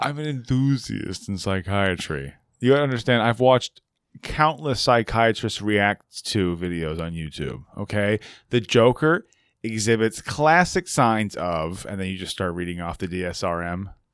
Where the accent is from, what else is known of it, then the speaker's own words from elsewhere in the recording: California, United States; as a Californian